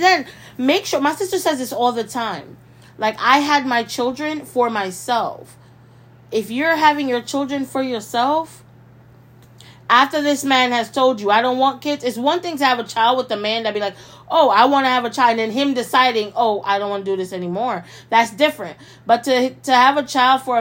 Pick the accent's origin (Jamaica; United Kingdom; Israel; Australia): Jamaica; I was born in Jamaica